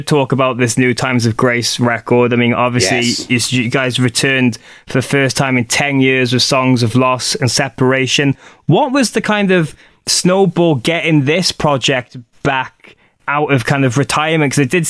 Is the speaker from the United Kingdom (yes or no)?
yes; Wales, United Kingdom; I'm Welsh.